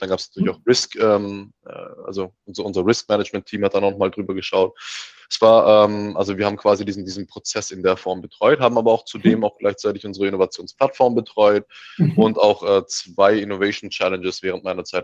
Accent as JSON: {"language": "German", "town": "Heilbronn", "region": "Baden-Württemberg", "country": "Germany", "tie": "born or raised there", "also_born_or_lived": "Mannheim / Leeds", "moved": "as an adult", "said": "ich komme ja ursprünglich aus, ähm, aus Heilbronn, bin also quasi gebürtiger, gebürt, äh, gebürtiger Schwabe, ähm, bin dort geboren, aufgewachsen, Abi gemacht"}